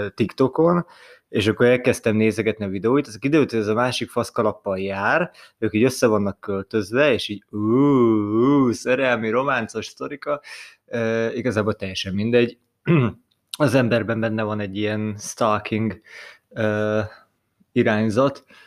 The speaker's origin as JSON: {"language": "Hungarian", "country": "Hungary", "said": "mi magyarok vagyunk"}